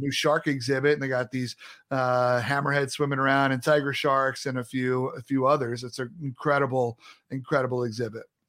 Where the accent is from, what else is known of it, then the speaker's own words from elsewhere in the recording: Long Island, New York, United States; also born or lived in North Carolina; I grew up on Long Island